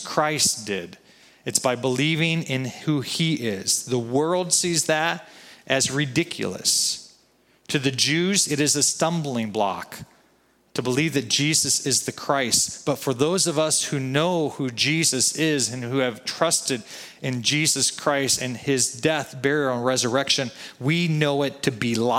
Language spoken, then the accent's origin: English; United States; You and I, as American citizens